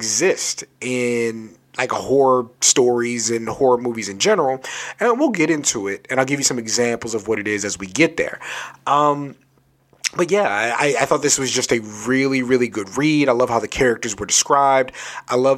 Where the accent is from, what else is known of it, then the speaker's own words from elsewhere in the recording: Southern Maryland, United States; I grew up Southern Maryland